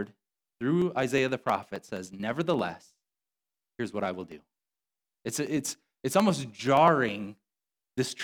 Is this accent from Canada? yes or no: no; Rockton, Illinois, United States; I grew up in Rockton, but I'm west of Rockton. I'm out there. I grew up on the tree farm, and so my address was Rockton